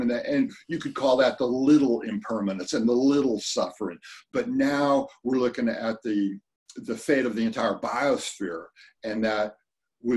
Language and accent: English; California, United States; growing up in California, spent a lot of time going to the Sierras